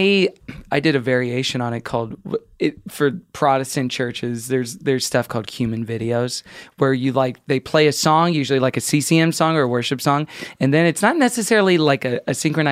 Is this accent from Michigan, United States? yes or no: no; Texas, United States; moved away; I remember a lot from growing up in Texas